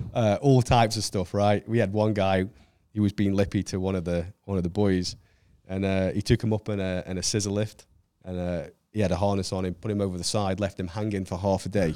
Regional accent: Stoke-on-Trent, West Midlands, United Kingdom; moved away as an adult; now in Orlando, United States; from Stoke on Trent, um, which is, um, south of Manchester, uh, born and raised there

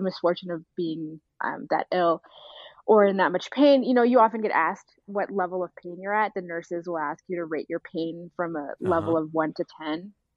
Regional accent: Abidjan, Côte d’Ivoire; moved away; also born or lived in Sudan; I was born in Sudan, but I, I spent most of my early life in, in Abidjan in, in Cote d'Ivoire.

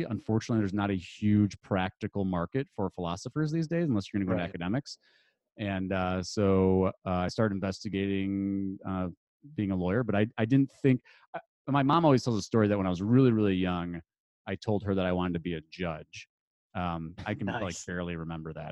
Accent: Detroit, Michigan, United States; moved away as an adult; also born or lived in Chicago; I grew up outside Detroit

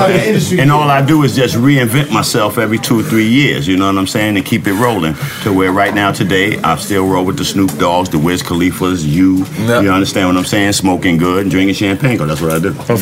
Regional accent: New York City, New York, United States; I'm from the Boogie Down Bronx, where all this shit really started from

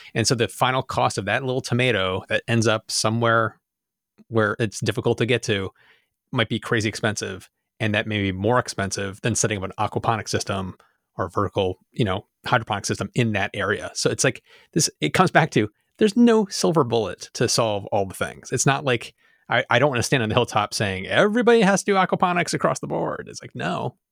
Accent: Rochester, New York, United States; we're from Rochester, so it's the land of Wegmans

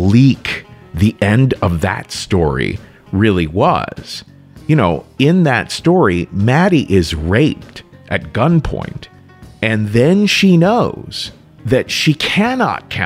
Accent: Cincinnati, Ohio, United States; my hometown, Cincinnati

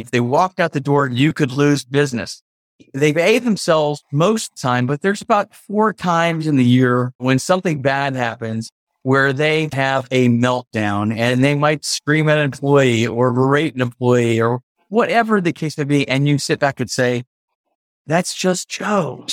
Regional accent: United States; also born or lived in New York / Connecticut / Maryland; now in Memphis, United States; I was born in New York, grew up in Connecticut and Maryland, D C area

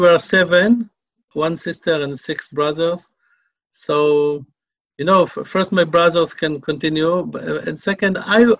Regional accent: Jerusalem, Jerusalem District, Israel; English is a second language; moved away as an adult; now in Bnei Brak, Israel; I'm 40 years old, born and raised in Jerusalem. I'm coming from a rabbinical family, Haredi rabbinical family.

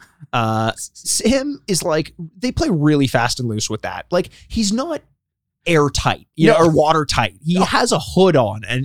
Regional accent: Canada; we're Canadian.

